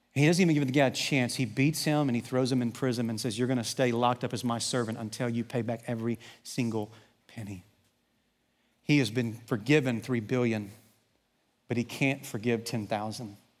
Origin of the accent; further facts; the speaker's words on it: Southwest Arkansas, United States; growing up in Southwest Arkansas